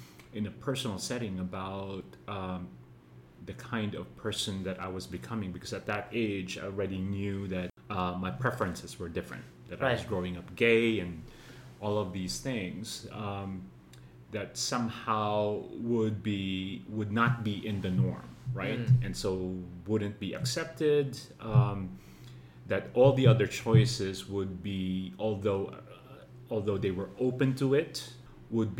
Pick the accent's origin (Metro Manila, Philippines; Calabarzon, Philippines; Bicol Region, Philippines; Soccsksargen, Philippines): Metro Manila, Philippines; Manila; I grew up, was born and raised in Manila